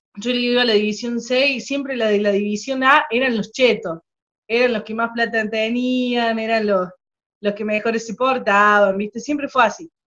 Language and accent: Spanish; Córdoba, Argentina; accent: cordobés; also born or lived in General Cabrera, Córdoba; Soy de la, de Argentina, provincia de Córdoba, que está en el medio de Argentina.